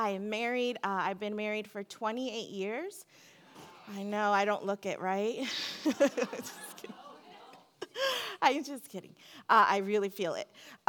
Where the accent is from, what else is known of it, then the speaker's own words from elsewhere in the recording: Seal Beach, California, United States; I come from Seal Beach, California, where I go to church.